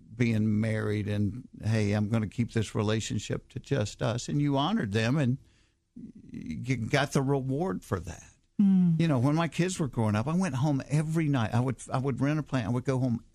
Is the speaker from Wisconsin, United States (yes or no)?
no; Hapeville, Georgia, United States; I grew up in Hapeville where Chick-fil-A started